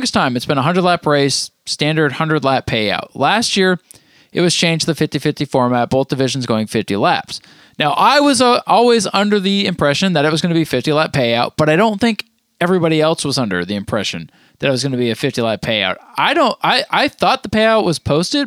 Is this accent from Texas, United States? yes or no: no; Vermont, United States; moved away; those who know me know I grew up in Vermont